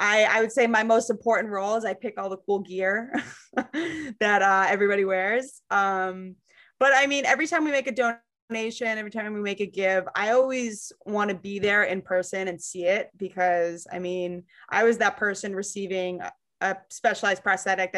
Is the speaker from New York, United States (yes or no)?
no; Londonderry, New Hampshire, United States; where I grew up in Londonderry, all my friends and family from there.